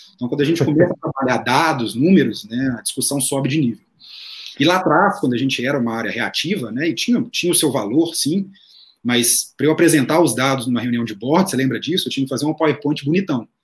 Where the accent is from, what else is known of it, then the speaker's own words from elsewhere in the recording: Minas Gerais, Brazil; sou mineiro, publicitário, filho único